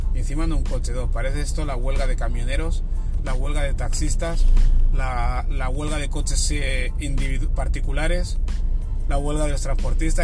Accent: Barcelona, Catalonia, Spain; moved away as an adult; now in Terrassa, Spain; yo me he ido a vivir a, otra ciudad que no es mi casa, en Terrassa, yo soy de Barcelona

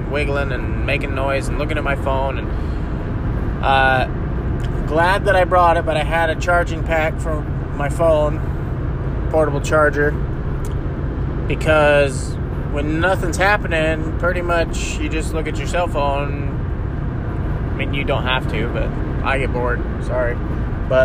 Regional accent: Utah, United States; I'm from Utah, where you could jump across most of the rivers

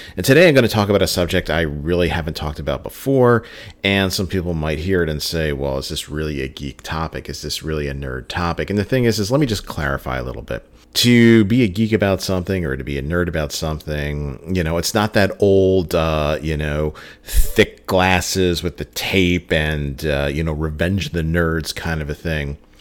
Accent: New Jersey, United States; growing up in New Jersey, well, still residing in New Jersey

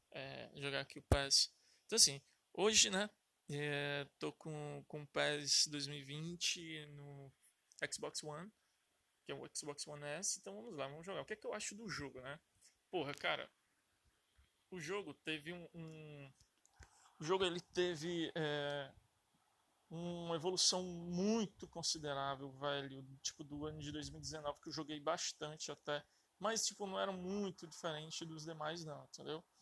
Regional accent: Fortaleza, Ceará, Brazil; é... sou de Fortaleza, certo?

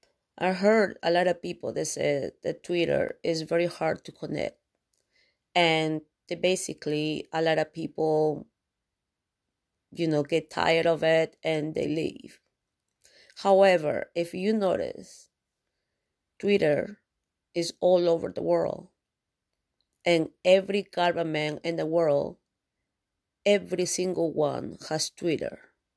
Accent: Canada; Yes, because I'm a Canadian broadcaster.

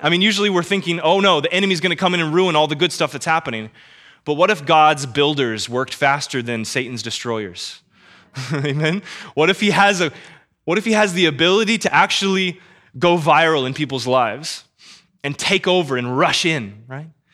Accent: Kansas City, United States; born and raised in Kansas City

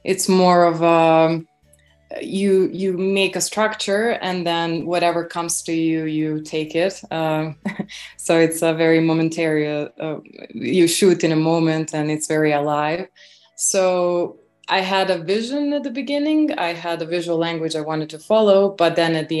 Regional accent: Belgrade, Serbia; moved away as an adult; also born or lived in Warsaw; I was born and raised in Belgrade, Serbia

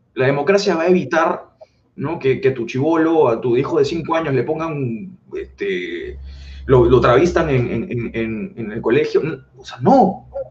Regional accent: Peru

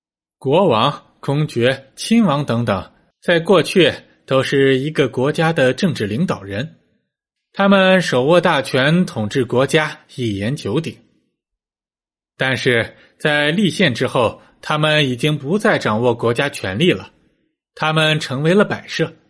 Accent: China; 只不过对于我们中国人来说，这倒是一个契机。

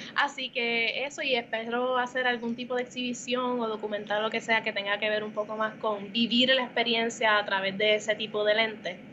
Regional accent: Puerto Rico; moved away as an adult; now in New York, United States; uno como puertorriqueño y dos como artista, en NYU se reconoció el valor en mi identidad como puertorriqueña

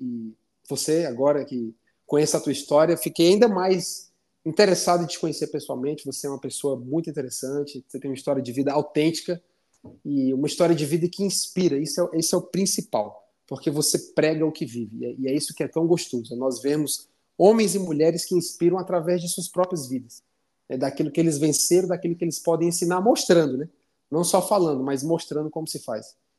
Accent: Fortaleza, Ceará, Brazil; now in Curitiba, Brazil; lá para minha terra, para Fortaleza

